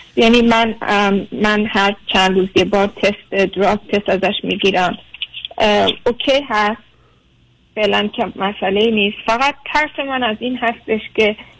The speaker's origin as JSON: {"language": "Persian", "country": "Germany", "tie": "born or raised there", "moved": "as an adult", "lives_now": "United States", "said": "من خودم در آلمان بزرگ شدم"}